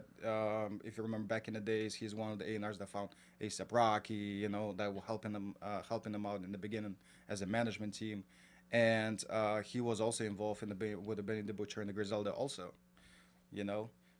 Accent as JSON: {"language": "English", "country": "Kazakhstan", "tie": "born or raised there", "moved": "as an adult", "lives_now": "New York, United States", "said": "I grew up in Kazakhstan."}